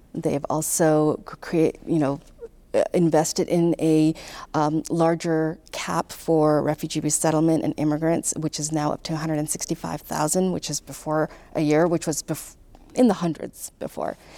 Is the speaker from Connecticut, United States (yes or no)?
no; Irvine, California, United States; moved away as an adult; also born or lived in Pakistan; now in Louisville, United States; My family migrated to Southern California, grew up in Southern California